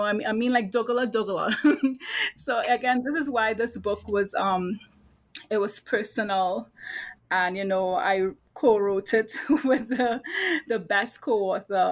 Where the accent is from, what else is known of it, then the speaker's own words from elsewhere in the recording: Trinidad & Tobago; now in Brooklyn, United States; I'm currently, right now in Brooklyn, New York, you know, where I teach at Brooklyn College, but I am from Trinidad, right? True Trini.